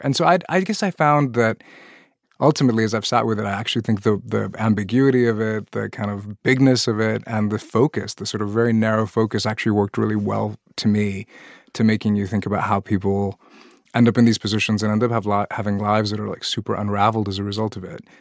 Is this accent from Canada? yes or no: no; Pakistan; moved away; I'm originally from Pakistan, a country that joined the nuclear arms race, had tests as well